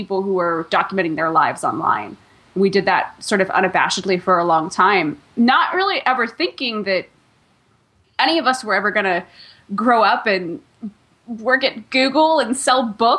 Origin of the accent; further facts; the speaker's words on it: Northern California, United States; I grew up in Northern California